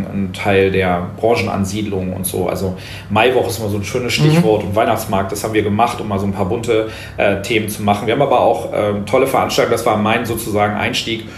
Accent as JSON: {"language": "German", "town": "Osnabrück", "region": "Lower Saxony", "country": "Germany", "tie": "born or raised there", "moved": "as an adult", "lives_now": "Berlin, Germany", "said": "Osnabrück ist auch meine Heimatstadt"}